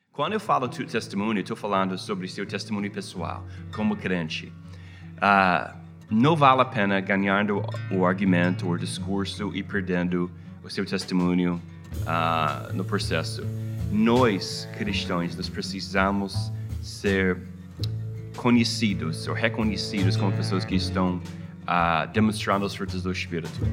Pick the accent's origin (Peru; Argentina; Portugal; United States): United States; Portuguese is a second language; also born or lived in Rio de Janeiro, Brazil; depois de 10 anos no Brasil, a nossa família voltou para a minha terra.